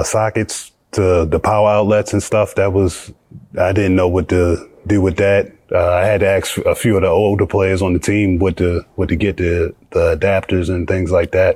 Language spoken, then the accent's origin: English; United States; moved away as an adult; also born or lived in Belgium / Georgia / Spain / Russia; as an American